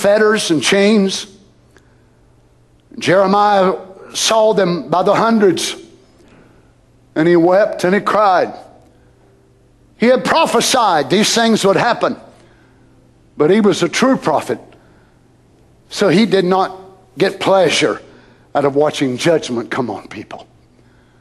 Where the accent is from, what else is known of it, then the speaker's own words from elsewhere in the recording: United States; as an American. I was born here